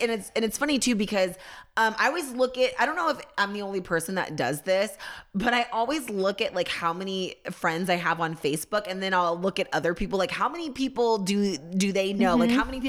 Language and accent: English; California, United States; I'm from the Bay.